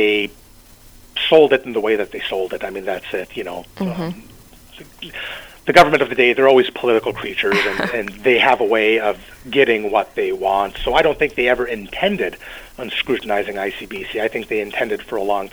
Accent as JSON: {"language": "English", "region": "British Columbia", "country": "Canada", "said": "me as a British Columbian"}